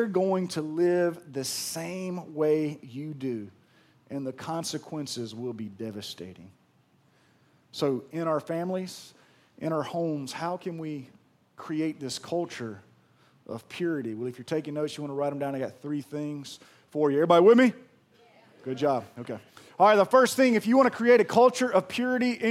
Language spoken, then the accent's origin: English; Pearl, Mississippi, United States; I'm from Pearl